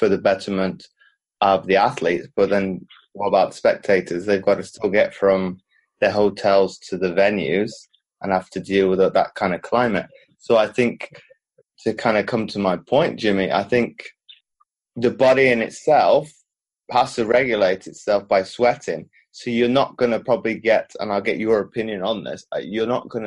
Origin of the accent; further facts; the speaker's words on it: Belgium; moved away; also born or lived in United Kingdom; growing up in Belgium, but then living in the UK as well